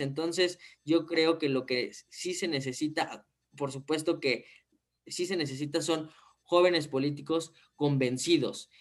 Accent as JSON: {"language": "Spanish", "country": "Mexico", "said": "tenemos que cambiar como país, como mexicanos"}